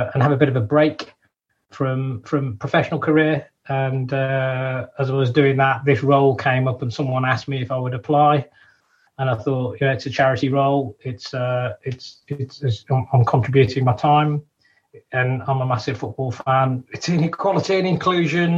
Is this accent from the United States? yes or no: no; Wolverhampton, West Midlands, United Kingdom; we're actually born and brought up in Wolverhampton